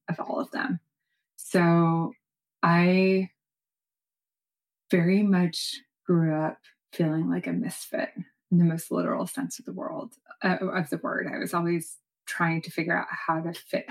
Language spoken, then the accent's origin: English; New York City, New York, United States; I was born in New York City